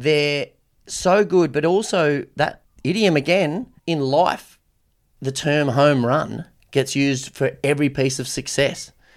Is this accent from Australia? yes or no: yes; Australia; as an Aussie